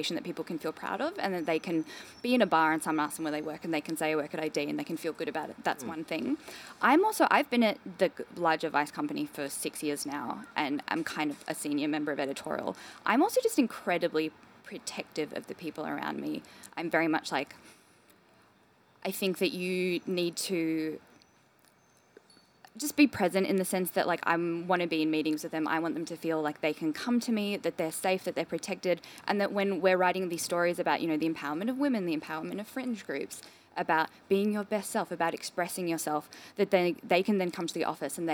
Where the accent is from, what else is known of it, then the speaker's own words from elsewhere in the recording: Melbourne, Victoria, Australia; I grew up in Melbourne